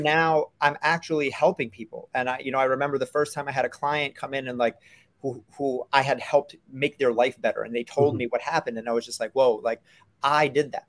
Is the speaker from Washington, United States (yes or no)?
no; New York City, New York, United States; I, I grew up in New York City